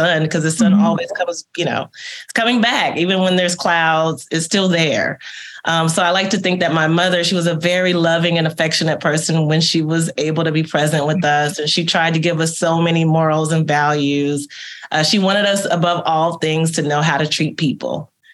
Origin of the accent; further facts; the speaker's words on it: Texas, United States; accent: American; moved away as an adult; also born or lived in Italy; I was born and raised in Texas.